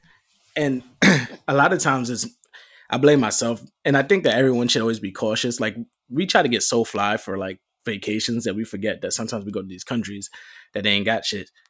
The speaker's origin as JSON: {"language": "English", "region": "New York", "country": "United States", "said": "I'm from New York"}